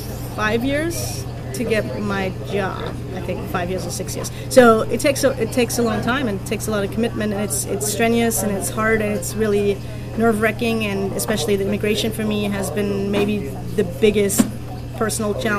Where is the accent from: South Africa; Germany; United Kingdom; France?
Germany; Burghausen, Bavaria; now in Los Angeles, United States; Burghausen in Germany, which is my hometown of 20,000 people.